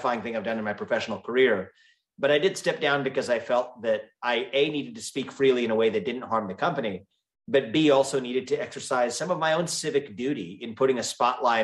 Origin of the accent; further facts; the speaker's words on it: Ohio, United States; I was born and raised in Ohio, which is actually where I also live today